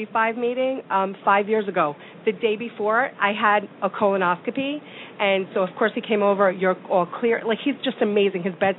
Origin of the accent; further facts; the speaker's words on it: New York City, New York, United States; I'm from New York City.